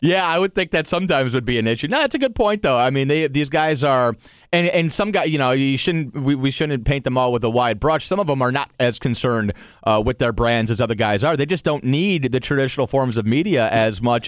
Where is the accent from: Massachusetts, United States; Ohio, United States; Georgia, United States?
Ohio, United States; Cleveland; I'm from Cleveland